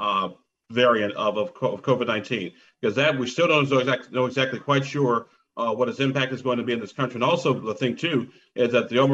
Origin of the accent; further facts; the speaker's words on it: Illinois, United States; my home state of Illinois